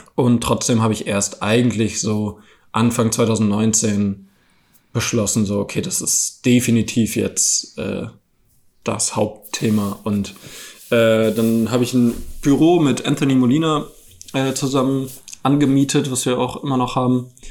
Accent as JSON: {"language": "German", "town": "Frankfurt am Main", "region": "Hesse", "country": "Germany", "moved": "as an adult", "lives_now": "Berlin, Germany", "said": "Ich komme ja eigentlich aus Frankfurt am Main"}